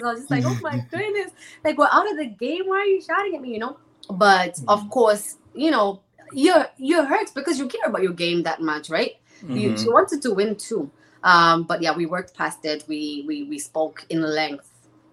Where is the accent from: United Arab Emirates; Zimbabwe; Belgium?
Zimbabwe; moved away as an adult; now in Canada; I'm from Zimbabwe. Born and raised.